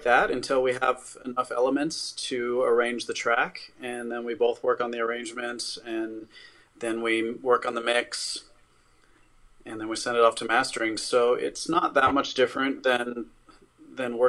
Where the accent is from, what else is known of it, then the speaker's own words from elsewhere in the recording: Los Angeles, California, United States; I grew up in East Los Angeles, and I grew up around a lot of violence and stuff.